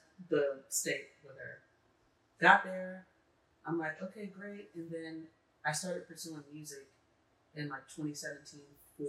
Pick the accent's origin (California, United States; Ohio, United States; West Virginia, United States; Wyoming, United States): California, United States; Los Angeles; moved away; I'm from California, from LA.